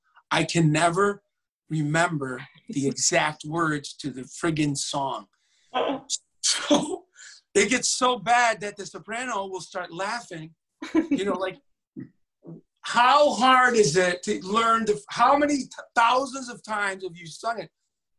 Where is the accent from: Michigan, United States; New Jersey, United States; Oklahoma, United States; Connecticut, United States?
Michigan, United States; I don't know if it was because I was from Michigan and they have this Ohio State-Michigan rivalry.